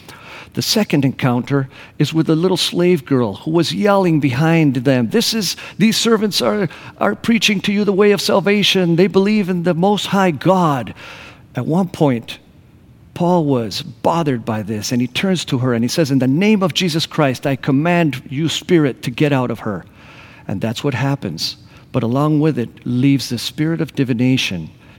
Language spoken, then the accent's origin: English; Argentina; also born or lived in Grand Rapids, Michigan, United States / Costa Rica / Buenos Aires, Argentina; I was born in Grand Rapids, Michigan, but when I was one, my parents moved to Costa Rica. We were there for a year while they learned Spanish. And then we moved to the Patagonia in Argentina.